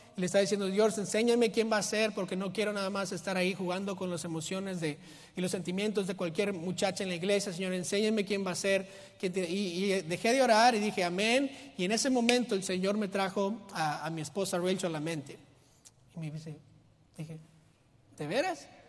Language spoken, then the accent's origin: Spanish; Mexico; yo soy mexicano